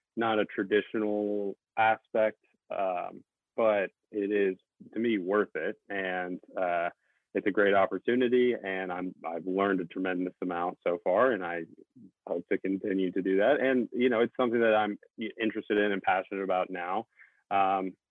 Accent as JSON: {"language": "English", "region": "the South", "country": "United States", "tie": "born or raised there", "said": "I grew up in the South, still live in the South in the U.S."}